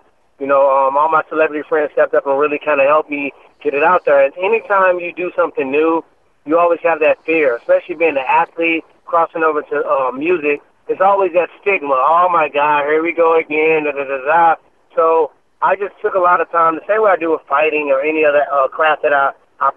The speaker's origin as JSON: {"language": "English", "town": "Ferguson", "region": "Missouri", "country": "United States", "tie": "born or raised there", "said": "growing up in Ferguson"}